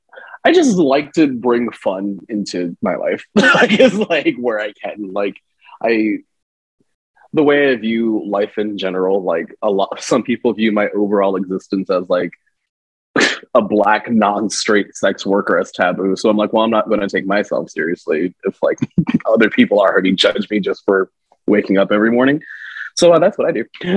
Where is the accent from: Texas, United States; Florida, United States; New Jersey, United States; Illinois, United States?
New Jersey, United States; also born or lived in New York / Philadelphia / Central Pennsylvania / North Carolina; now in Las Vegas, United States; I'm from Jersey, which normally like as I like talk for long times, like my accent will come out because I'm from Jersey